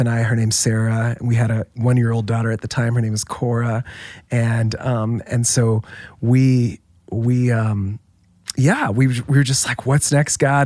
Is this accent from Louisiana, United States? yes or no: no; Orlando, Florida, United States; moved away as an adult; now in Saddleback, United States; I grew up in Orlando was there um, for most of my life